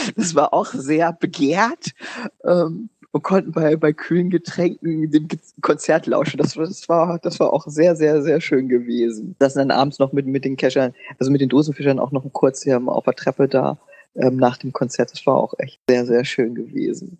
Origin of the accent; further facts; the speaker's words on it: Hanover, Lower Saxony, Germany; wir sind ja als Hannoveraner